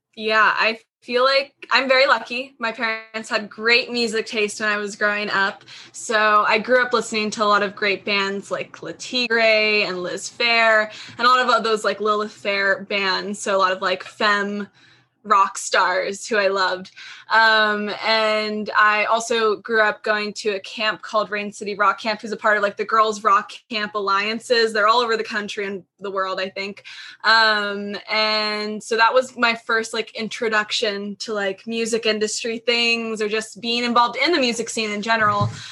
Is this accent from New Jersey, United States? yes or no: no; near Seattle, Washington, United States; I grew up near Seattle, not in the city. Um, I grew up in the suburbs on the east side, hated it forever.